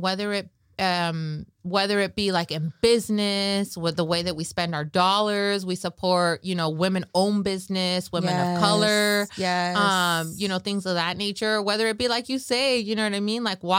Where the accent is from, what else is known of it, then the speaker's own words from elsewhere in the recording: Michoacán, Mexico; Carrilla, we're from Michoacán, like, right?